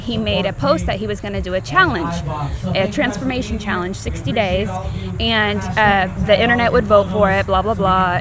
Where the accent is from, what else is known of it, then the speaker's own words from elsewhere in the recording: Oregon, United States; also born or lived in California; now in Tennessee, United States; I'm from Oregon and then I moved to California and then I moved to Tennessee.